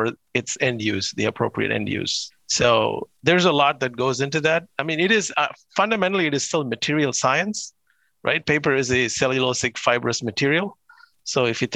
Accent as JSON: {"language": "English", "country": "India", "tie": "born or raised there", "moved": "as an adult", "said": "I was born in India and lived in India till I got my undergraduate degree in chemical engineering."}